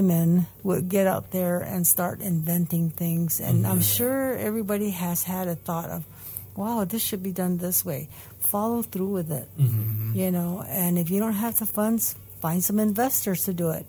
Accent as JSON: {"language": "English", "town": "Mescalero", "region": "New Mexico", "country": "United States", "said": "I am from Mescalero. I am full-blooded Mescalero. I do talk the language."}